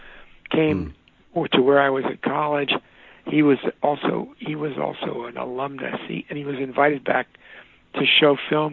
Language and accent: English; Louisville, Kentucky, United States; as a kid growing up in Louisville, Kentucky